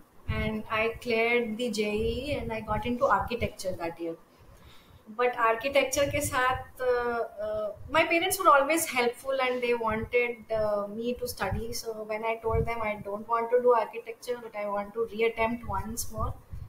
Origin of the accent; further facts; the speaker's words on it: India; also born or lived in Chennai / Hyderabad / Secunderabad; I grew up all over India. So my father was in a transferable job. So I changed around 14 schools in 12 years. So I've stayed from JNK to the south, Chennai. I did my 10th, 11th, 12th in Hyderabad.